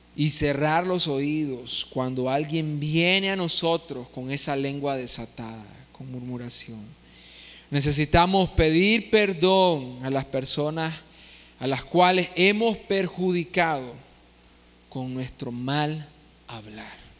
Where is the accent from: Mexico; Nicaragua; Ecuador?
Nicaragua; Nosotros como nicaragüenses